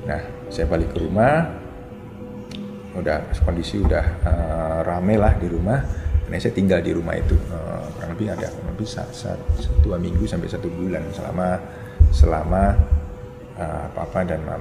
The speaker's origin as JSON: {"language": "Indonesian", "town": "Surabaya", "region": "East Java", "country": "Indonesia", "said": "Orang Surabaya tapi kos sama saya. Iya, kos di Surabaya."}